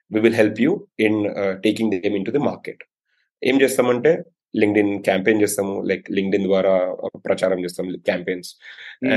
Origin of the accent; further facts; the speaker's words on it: Nimmapalli, Telangana, India; also born or lived in Mumbai; మా ఊరు I mean మా నేను ముంబైలో పుట్టాను కానీ మా ఊరు వచ్చేసి నిమ్మపల్లి సిరిసలకు దగ్గర ఉంటుంది అనమాట చిన్న ఊరు